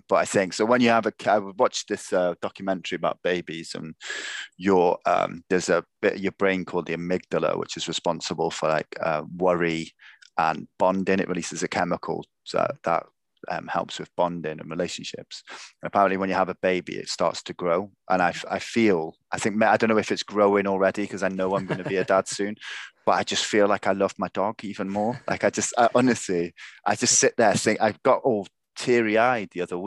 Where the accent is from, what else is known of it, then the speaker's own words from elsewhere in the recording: South Wales, United Kingdom; I am from South Wales